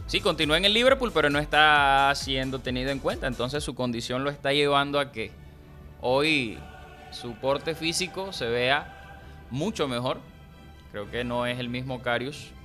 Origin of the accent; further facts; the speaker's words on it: La Guajira, Colombia; now in Cartagena, Colombia; El corazón guajiro